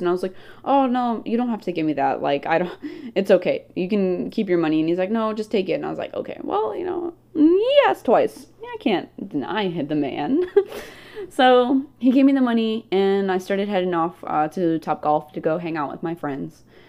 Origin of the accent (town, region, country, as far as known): United States